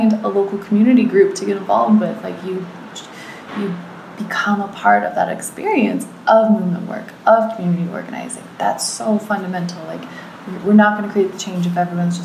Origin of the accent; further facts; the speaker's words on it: United States; as an American